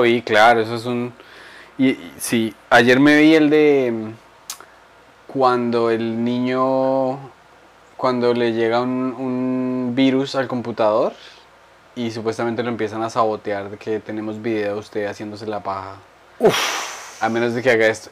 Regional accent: Boyacá, Colombia; yo soy boyacense

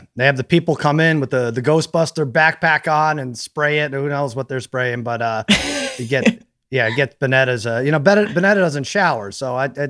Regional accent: New York, United States; I grew up in New York. I went to college in upstate New York.

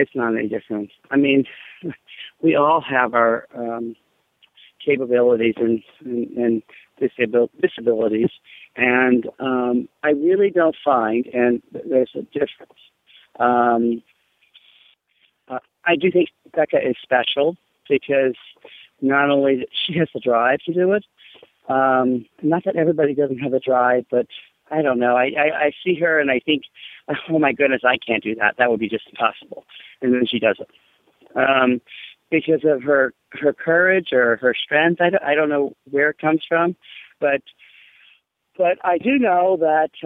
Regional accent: Pennsylvania, United States; Pennsylvania, where my hometown is

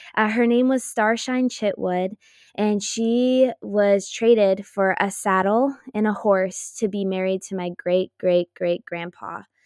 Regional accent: Los Altos, California, United States; also born or lived in Chico, California; I was born and raised in Los Altos, California, and I currently live in Los Altos at the moment

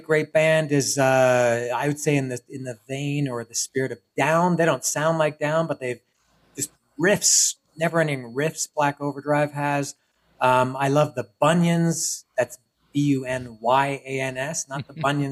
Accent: Toronto, Ontario, Canada; moved away as an adult; also born or lived in Montreal, Quebec; now in Cuernavaca, Mexico; I was born in Montreal, Quebec, French Canada, Quebecois. But I lived most of my life in and around Toronto.

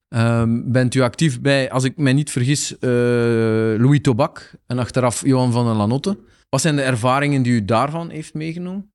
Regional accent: Aalst, Flanders, Belgium; als Aalstenaar

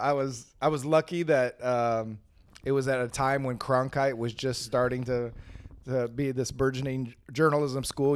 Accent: Phoenix, Arizona, United States; I grew up in West Phoenix

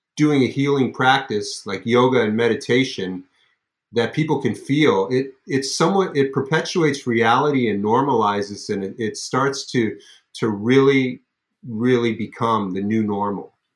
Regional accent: Los Angeles, California, United States; I grew up in Los Angeles

